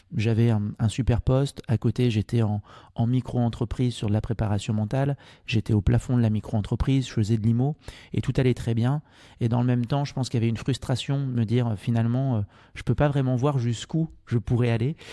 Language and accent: French; Martinique; moved away as an adult; also born or lived in Angers; Je suis originaire de, de Martinique. Mon papa est martiniquais